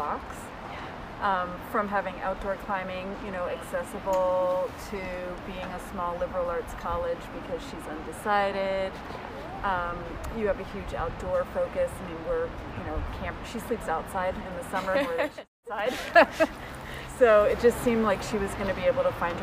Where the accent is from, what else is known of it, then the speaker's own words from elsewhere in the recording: Boulder, Colorado, United States; we're from Boulder, Colorado